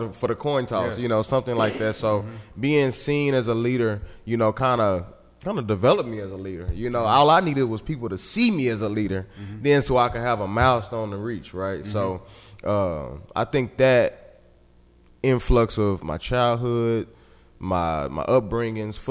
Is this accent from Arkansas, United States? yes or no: yes; Little Rock, Arkansas, United States; I was raised right here on Wolf Street